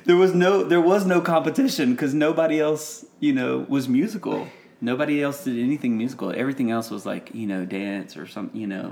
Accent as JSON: {"language": "English", "town": "Gilbert", "region": "Louisiana", "country": "United States", "moved": "as an adult", "lives_now": "Nashville, United States", "said": "I'm from Gilbert"}